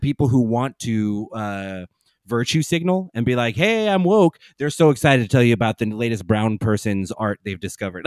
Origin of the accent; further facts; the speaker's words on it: San Antonio, Texas, United States; also born or lived in Dallas; I grew up in San Antonio